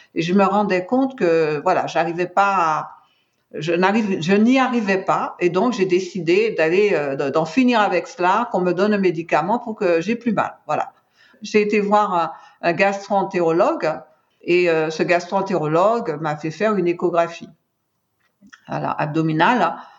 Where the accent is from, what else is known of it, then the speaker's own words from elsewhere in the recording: Martinique; je suis originaire de la Martinique